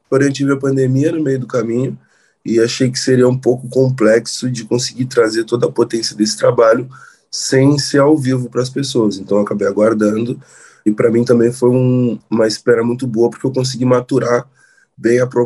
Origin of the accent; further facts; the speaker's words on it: Rio Grande do Sul, Brazil; mas eu falo de um lugar específico, que é o lugar de onde eu sou, que é o Rio Grande do Sul